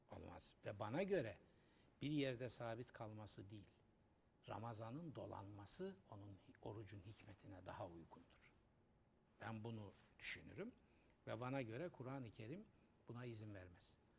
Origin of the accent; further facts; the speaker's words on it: Trabzon, Turkey; moved away; benim memleket gittim Trabzon'da. Gençliğim, çocukluğum orada geçti.